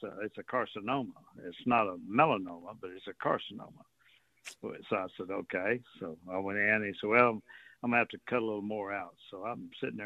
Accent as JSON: {"language": "English", "town": "Port Arthur", "region": "Texas", "country": "United States", "tie": "born or raised there", "said": "I grew up in Port Arthur"}